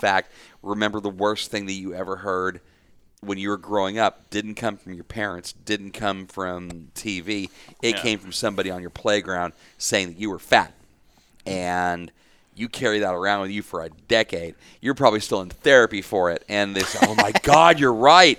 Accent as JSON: {"language": "English", "town": "DeSoto", "region": "Texas", "country": "United States", "tie": "born or raised there", "said": "I grew up in DeSoto"}